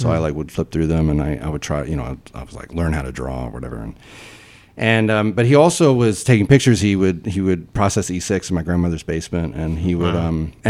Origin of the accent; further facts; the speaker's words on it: Nashville, Tennessee, United States; Yeah, so I'm from Nashville, Tennessee, and I grew up, in the city. I went to public high school